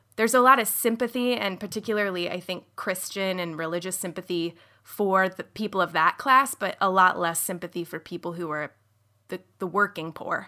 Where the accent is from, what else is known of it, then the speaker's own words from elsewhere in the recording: outside of Sacramento, California, United States; I grew up outside of Sacramento in a pretty, um, conservative, evangelical, and Mormon, affluent community